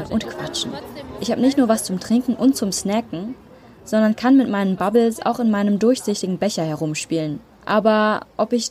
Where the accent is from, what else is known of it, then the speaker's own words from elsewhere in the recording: Berlin, Germany; ich bin aus Berlin